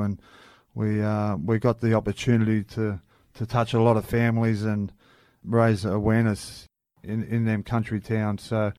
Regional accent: Sydney, New South Wales, Australia; I grew up in Redfern. Grew up just behind the oval there. Great Buckingham Street. Great place to grow up.

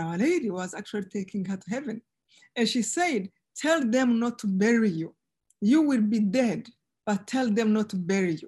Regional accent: Rwanda; moved away as an adult; now in United States; I live two lives, one before in Rwanda, of course, one in genocide, and one now, and as American now

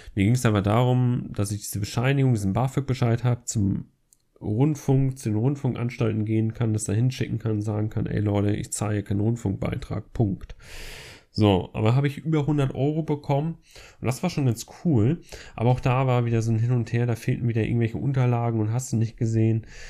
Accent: Flensburg, Schleswig-Holstein, Germany; moved away as an adult; now in Essen, Germany; da ich halt in Essen wohne und in Flensburg meine Heimat eigentlich ist, wo ich herkomme

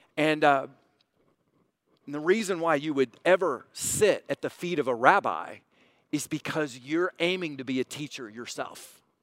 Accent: United States; us as American Christians

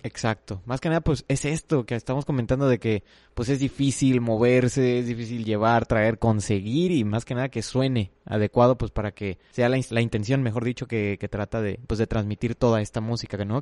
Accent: Monterrey, Nuevo León, Mexico; que de Monterrey

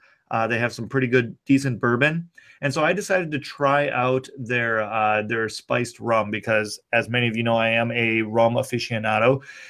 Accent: Minnesota, United States; I grew up and live in the Midwest, more specifically Minnesota. I'm of German-Irish heritage

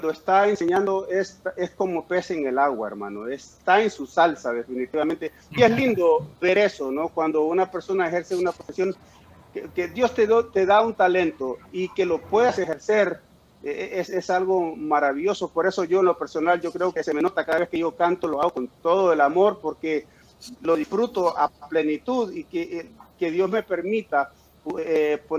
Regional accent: New York, United States; born there; sí, nací en Nueva York, pero aparte la pinta de gringo que me cargo, ¿no?

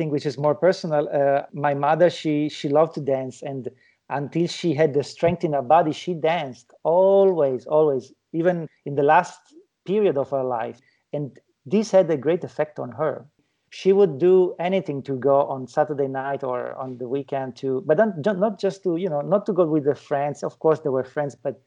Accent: Italy; moved away; my home country, which is Italy.

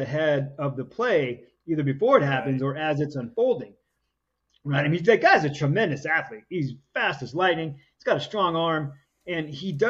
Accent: Bay Area, California, United States; I grew up in the Bay Area

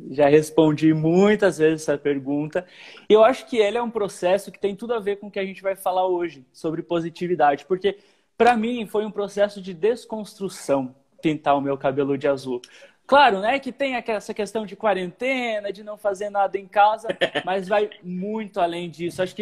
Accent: Paraná, Brazil; born there; eu nasci no Paraná, no interior do Paraná. Minha família ou é roqueira, ou é do sertanejão raiz

